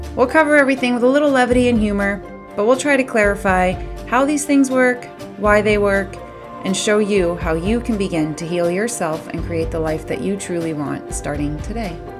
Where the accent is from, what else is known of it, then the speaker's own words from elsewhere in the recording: Maine, United States; I grew up in Maine